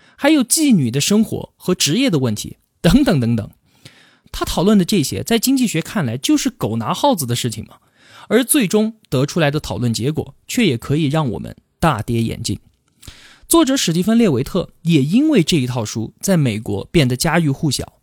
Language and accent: Chinese; Yunnan, China; 我们云南最有名的地方就是大理，还有丽江